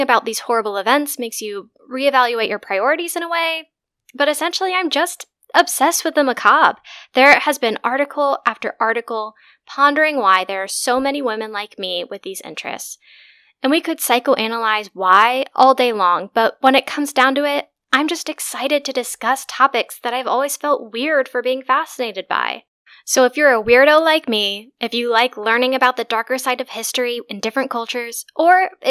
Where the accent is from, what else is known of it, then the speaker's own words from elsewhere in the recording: United States; moved away as an adult; now in Germany; I am an American expat living in Germany.